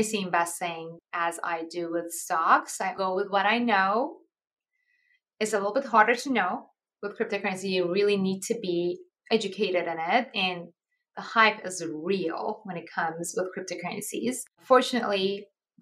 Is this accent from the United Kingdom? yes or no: no; Iran; moved away; I'm actually originally from Iran